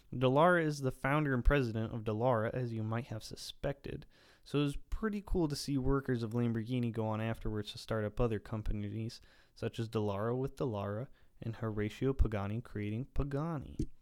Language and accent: English; the poorest county in Ohio, United States; moved away; back home in my hometown county